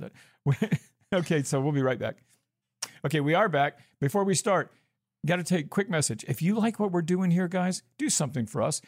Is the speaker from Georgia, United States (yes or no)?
yes; Georgia, United States; moved away as an adult; also born or lived in Arizona; I'm from Georgia, so I was an out of state student.